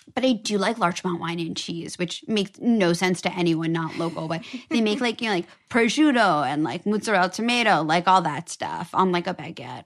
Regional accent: New York City, New York, United States; I grew up on the Upper East Side

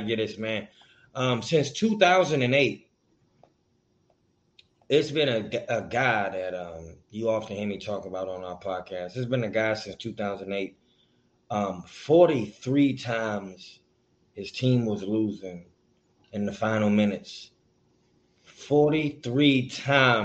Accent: Maryland, United States; now in Georgia, United States; I'm from Maryland

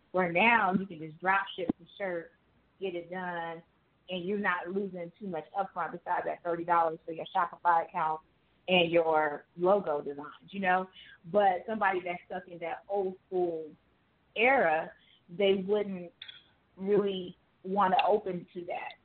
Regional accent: Las Vegas, Nevada, United States; also born or lived in Jamaica; I'm from Jamaica, but I grew up in Vegas

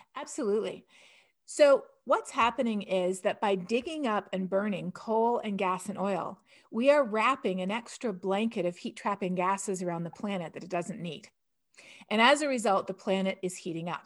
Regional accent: Canada; now in United States; growing up in Canada

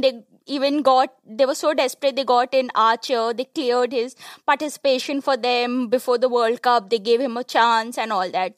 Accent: India; an Indian cricket fan

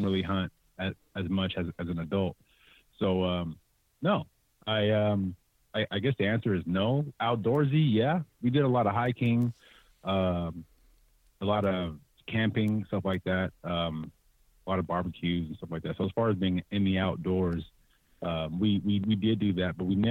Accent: San Jose, California, United States; Born and raised, born in San Jose, raised in the entire Bay Area

